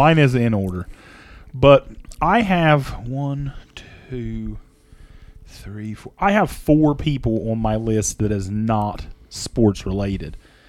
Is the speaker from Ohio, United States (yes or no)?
yes; Ohio, United States; we're from Ohio. If you're just listening, you don't know us. We're from Ohio.